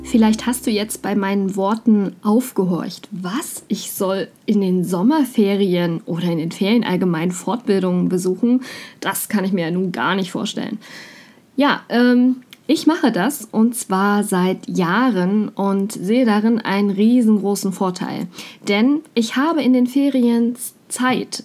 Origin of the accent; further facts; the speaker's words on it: Mecklenburg-Vorpommern, Germany; komme ich aus Mecklenburg-Vorpommern